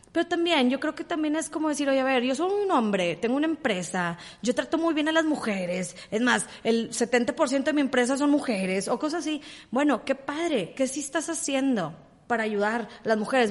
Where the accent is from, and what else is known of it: Mexico